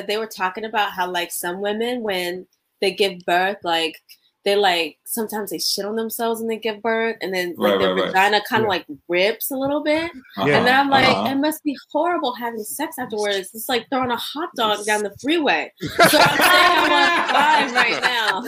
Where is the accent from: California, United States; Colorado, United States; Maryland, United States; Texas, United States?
Maryland, United States; Prince George's County; also born or lived in Takoma Park, Maryland / Los Angeles; I was born in Tacoma Park, Maryland. Grew up in PG County all my life. I'm still in PG County